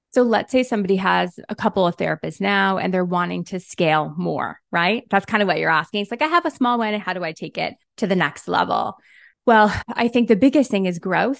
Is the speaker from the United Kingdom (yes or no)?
no; Canada; also born or lived in Toronto; I am Canadian. I'm in Toronto